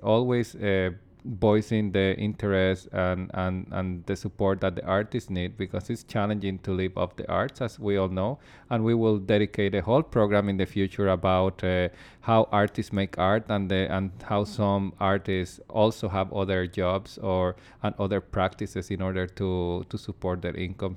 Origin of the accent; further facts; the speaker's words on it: Puerto Rico; moved away as an adult; now in Saskatoon, Canada; where I come from, my hometown in Puerto Rico